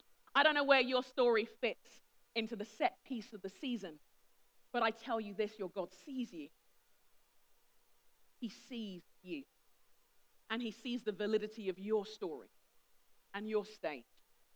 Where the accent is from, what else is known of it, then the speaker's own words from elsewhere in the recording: Nigeria; I'm respectful of my elders. I'm a Nigerian. It's what we do.